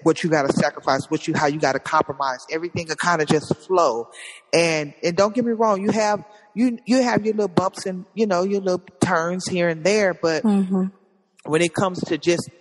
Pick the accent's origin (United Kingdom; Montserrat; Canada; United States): United States; Compton, California; I'm from Compton